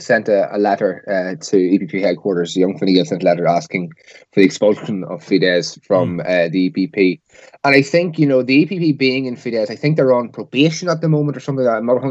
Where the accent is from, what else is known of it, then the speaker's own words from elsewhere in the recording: Northern Ireland, United Kingdom; growing up in Northern Ireland